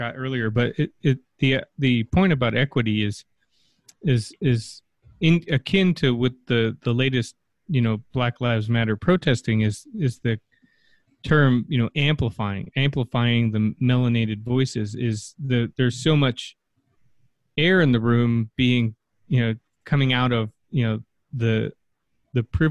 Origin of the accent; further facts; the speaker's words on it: Connecticut, United States; also born or lived in Los Angeles; now in Flint, United States; growing up in Connecticut and working